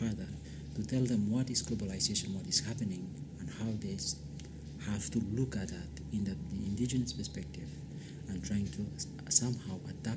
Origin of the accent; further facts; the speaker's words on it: Tanna, Tafea, Vanuatu; English is a second language; moved away as an adult; now in Wellington, New Zealand; When I grew up on Tana, the tribe where I come from calls Nauklamine